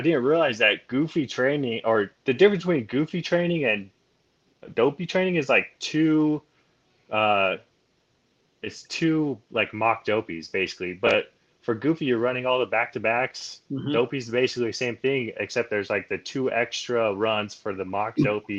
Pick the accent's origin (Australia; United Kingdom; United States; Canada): United States; Nevada; I grew up in Nevada.